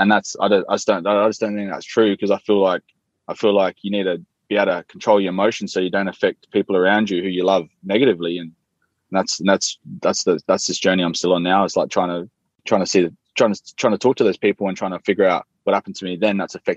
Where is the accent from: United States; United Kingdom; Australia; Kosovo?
Australia; Salisbury, South Australia; I grew up in Salisbury in the northern suburbs of Adelaide